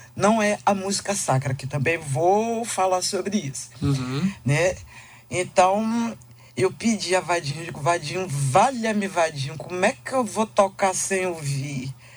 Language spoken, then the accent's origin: Portuguese; Bahia, Brazil; born or raised there; also born or lived in Tijuca, Rio de Janeiro, Brazil